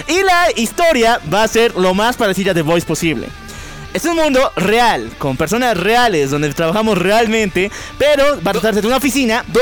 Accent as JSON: {"language": "Spanish", "country": "Bolivia", "said": "nuestra hermosa patria Bolivia"}